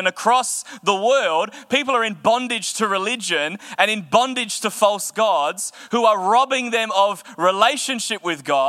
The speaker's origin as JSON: {"language": "English", "country": "Australia", "said": "as an Australian going there, and as an Australian Christian"}